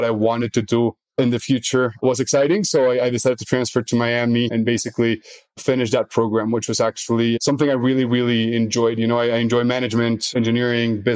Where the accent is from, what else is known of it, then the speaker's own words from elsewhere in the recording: Mexico City, Mexico; also born or lived in United States / South America; I was mostly raised in Mexico City